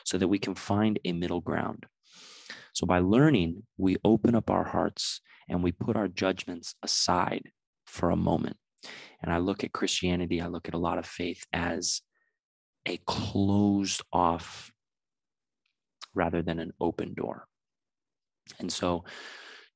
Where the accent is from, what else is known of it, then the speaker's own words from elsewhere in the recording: San Diego, California, United States; now in Los Angeles, United States; I'm from San Diego